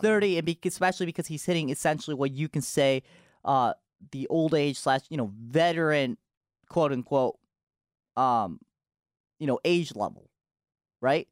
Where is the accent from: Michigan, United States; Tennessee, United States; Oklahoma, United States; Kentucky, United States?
Michigan, United States; Novi; also born or lived in Japan; my hometown is Novi, Michigan.